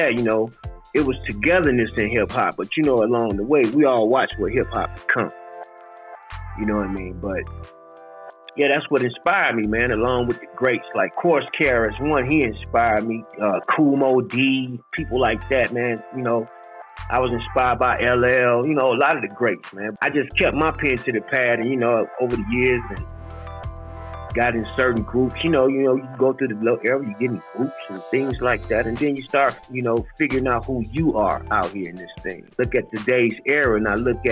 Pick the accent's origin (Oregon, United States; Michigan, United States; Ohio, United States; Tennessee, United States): Michigan, United States; Detroit; also born or lived in Arkansas; I grew up in Michigan, rough ends of Detroit, Michigan